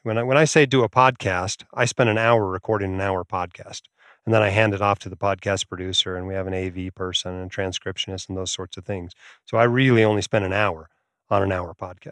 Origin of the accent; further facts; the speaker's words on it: Alaska, United States; moved away; I grew up in Alaska